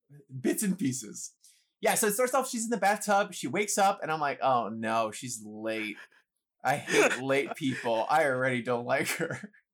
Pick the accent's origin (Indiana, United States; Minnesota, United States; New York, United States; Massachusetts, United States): New York, United States; New York City; I grew up playing chess. I grew up in the Bronx, and they had the chess program for like inner city youth kind of thing.